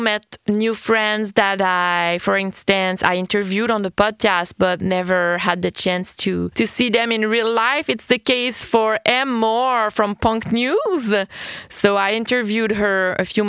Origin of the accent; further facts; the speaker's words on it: Quebec, Canada; I'm Quebecoise. I'm French Canadian